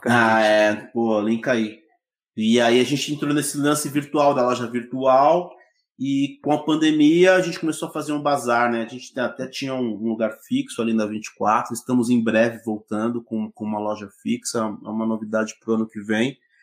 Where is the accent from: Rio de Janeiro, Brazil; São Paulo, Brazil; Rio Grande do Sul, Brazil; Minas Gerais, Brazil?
São Paulo, Brazil; moved away as an adult; also born or lived in Bragança Paulista; now in Jarinu, Brazil; minha infância em Itaquera, eu, eu cresci no meio do mato